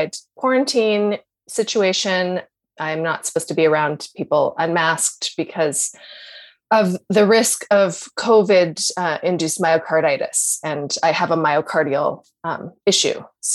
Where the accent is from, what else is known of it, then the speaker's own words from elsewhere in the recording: Canada; I'm so Canadian